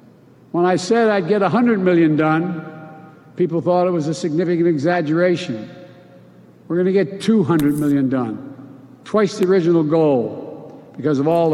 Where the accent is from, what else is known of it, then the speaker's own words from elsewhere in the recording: Scranton, Pennsylvania, United States; also born or lived in Claymont, Delaware; Like the folks I grew up with in Scranton and Claymont, Delaware.